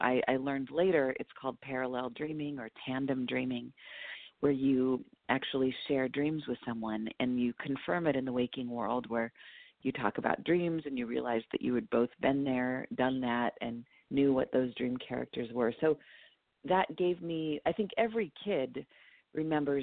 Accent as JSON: {"language": "English", "town": "Los Angeles", "region": "California", "country": "United States", "tie": "born or raised there", "also_born_or_lived": "Whittier, California", "said": "I was born in Los Angeles, East Los Angeles"}